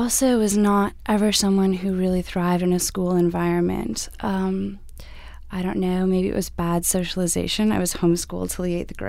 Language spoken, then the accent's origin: English; Canada; I am Canadian.